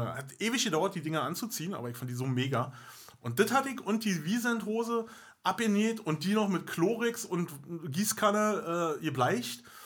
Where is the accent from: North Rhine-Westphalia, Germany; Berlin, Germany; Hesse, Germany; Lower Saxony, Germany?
Berlin, Germany; accent: Berlinerisch; Wir sind also nur Ur-Berliner, mhm. Berlinern wie Sau